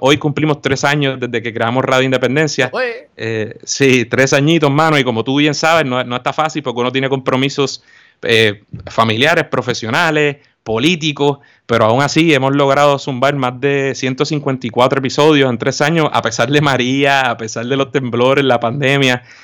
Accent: Puerto Rico; somos puertorriqueños

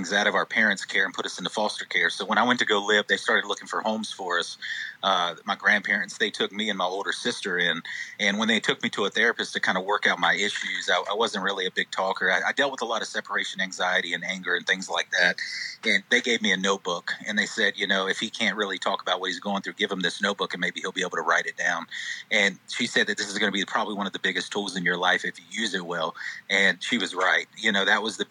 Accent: the North Carolina coast, United States; also born or lived in Charlotte, North Carolina; now in Mebane, United States; I was born in Charlotte, grew up at the coast, and now I'm planted in Mebane

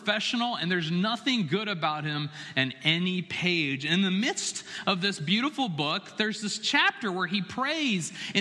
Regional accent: Chapel Hill, North Carolina, United States; moved away as an adult; it was my hometown. It was where I was born and raised.

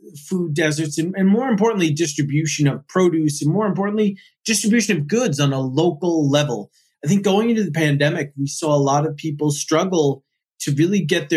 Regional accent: East Coast, United States; I grew up on the East Coast

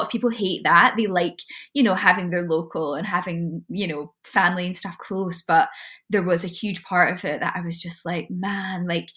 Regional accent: Scotland, United Kingdom; also born or lived in London; I'm very blessed to be Scottish

